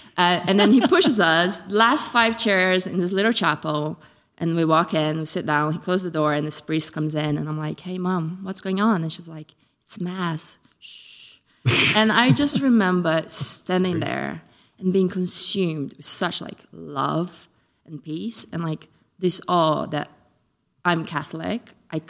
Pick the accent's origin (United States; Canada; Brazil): Brazil; now in United Kingdom; So I grew up in Brazil and I believed in God, but I wasn't practicing. My mom was lapsed. When we moved to England, a couple of years in, my mom decided that she wanted to start going to church again.